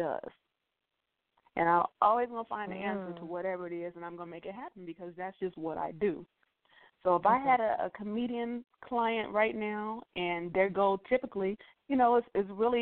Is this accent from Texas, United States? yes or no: yes; Texas, United States; moved away as an adult; also born or lived in Oklahoma / New York; growing up in Texas and being in Oklahoma